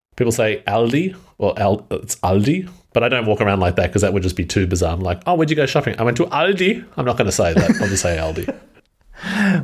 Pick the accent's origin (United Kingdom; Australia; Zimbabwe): Australia; as an Australian